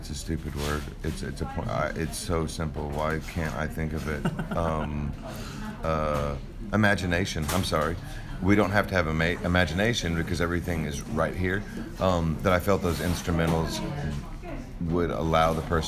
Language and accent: English; Texas, United States; being from Texas